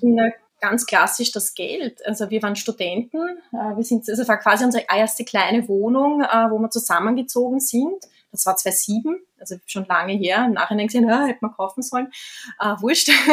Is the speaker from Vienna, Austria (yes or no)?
yes; Vienna, Austria; ich komme aus Wien, also wir sind in Wien und ich bin ja geboren in Wien